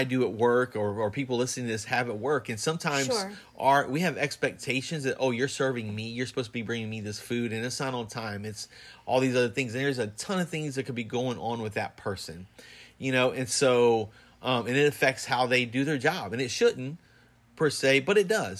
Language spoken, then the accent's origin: English; the South, United States; growing up in the South